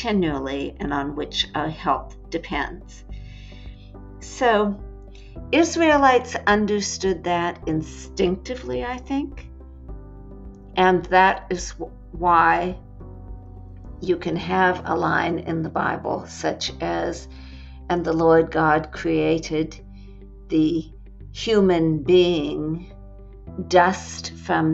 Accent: California, United States; moved away; Being a Californian, I grew up, frankly, thinking about land as real estate

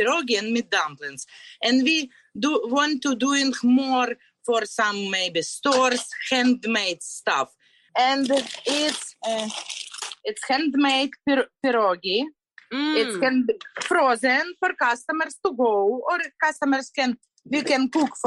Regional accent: Kyiv Oblast, Ukraine; English is a second language; moved away as an adult; now in Flagler Beach, United States; we're both from Ukraine.

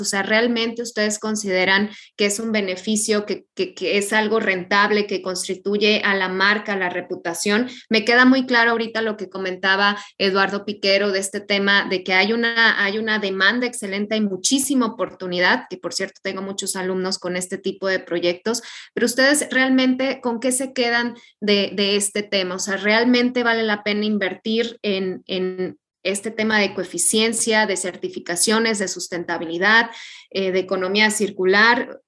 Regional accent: Santo Domingo Tehuantepec, Oaxaca, Mexico; yo soy de Oaxaca, del Istmo, precisamente de Tehuantepec

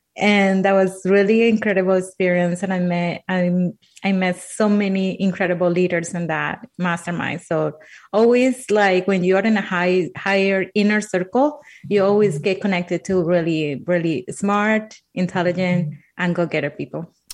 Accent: Colombia; English is a second language; moved away; I'm from Colombia. Uh, English is my second language.

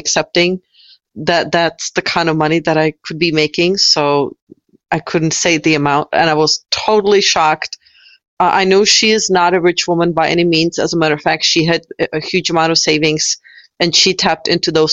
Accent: Czechia; now in United States; I'm originally from the Czech Republic. So I've lived in the United States for 20 years.

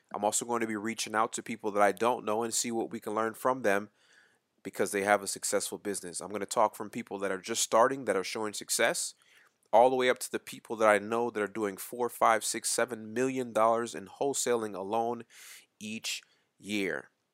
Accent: Winston-Salem, North Carolina, United States; moved away as an adult; also born or lived in Port Chester, New York; our family moved to the small town in Winston-Salem, North Carolina, and that is where I basically was raised. I went to high school, middle school, elementary school, all of that right there in Winston-Salem, North Carolina.

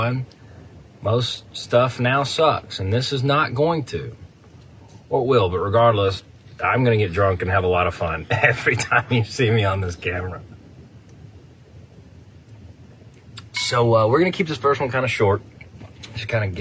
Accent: West Tennessee, United States; also born or lived in Jackson, Tennessee / Huntingdon, Tennessee; I'm from West Tennessee. Split my time between Jackson and Huntington. Grew up in the woods.

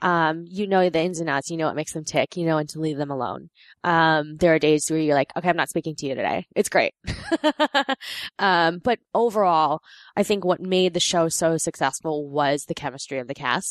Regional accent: New York, United States; also born or lived in Korea; I grew up in New York with my friend Samantha

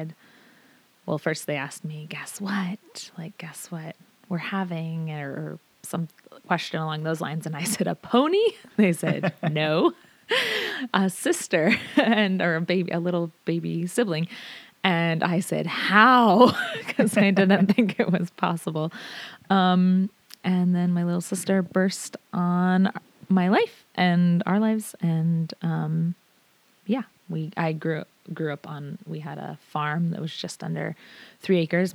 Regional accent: Sedro-Woolley, Washington, United States; also born or lived in Seattle, Washington / Bothell, Washington; I grew up in Cedral Woolley for the most part. Born in Seattle, and Bothell moved out to Cedral Woolley when I was 6 and a half.

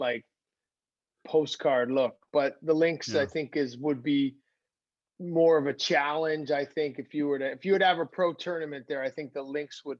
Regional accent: Canada; we're Canadian celebrities

